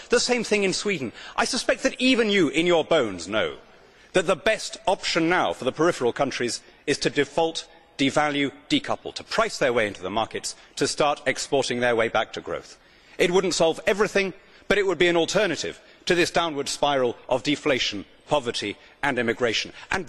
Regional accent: United Kingdom; We heard it 20 years ago in my home country over the ERM. We were told that it would be inflationary and unemployment would rise. In fact, our recovery began the day we left.

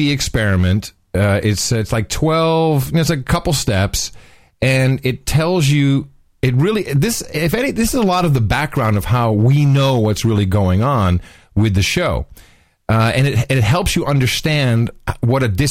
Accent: Netherlands; moved away; growing up in Gitmo Nation Lowlands, we had two channels when I was a kid

